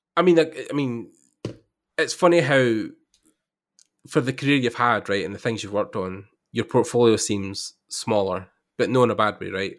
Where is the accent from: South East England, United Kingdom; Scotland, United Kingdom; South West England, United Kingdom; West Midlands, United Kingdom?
Scotland, United Kingdom; I'm from there, I'm from Scotland